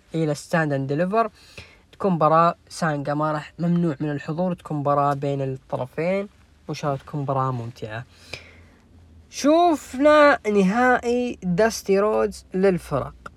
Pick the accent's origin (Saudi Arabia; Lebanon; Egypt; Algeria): Saudi Arabia; Jeddah, Makkah Province; عندنا في جدة